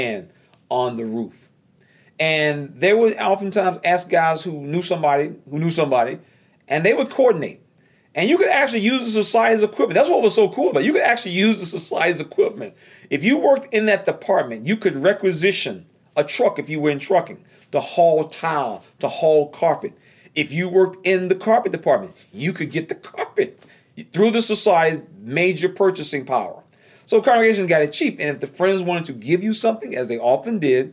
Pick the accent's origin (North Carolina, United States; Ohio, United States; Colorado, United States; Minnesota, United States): North Carolina, United States; moved away as an adult; also born or lived in New York City; I'm from North Carolina